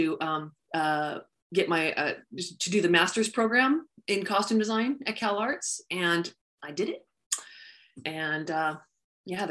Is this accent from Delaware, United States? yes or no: no; San Diego, California, United States; I grew up in San Diego